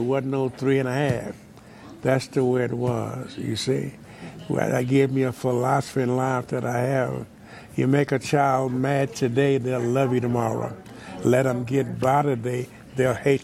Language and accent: English; Wichita Falls, Texas, United States; also born or lived in Waxahachie, Texas; I grew up in Wichita Falls, Texas, 601 Dallas Street